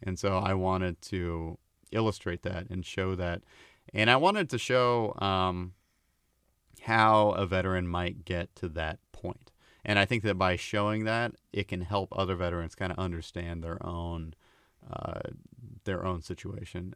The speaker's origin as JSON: {"language": "English", "region": "Oregon", "country": "United States", "tie": "born or raised there", "also_born_or_lived": "Portland", "moved": "as an adult", "said": "I, I, uh, was around a lot of drug abuse, uh, growing up in Oregon"}